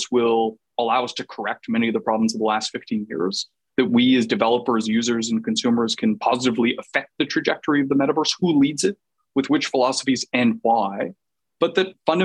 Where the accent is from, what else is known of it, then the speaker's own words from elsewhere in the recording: Canada; I'm Canadian